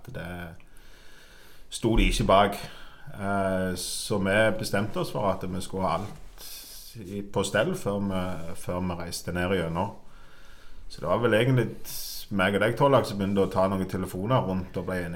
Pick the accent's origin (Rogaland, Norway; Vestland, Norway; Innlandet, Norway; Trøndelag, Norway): Rogaland, Norway; Ålgård; Jeg er fra Ålgård.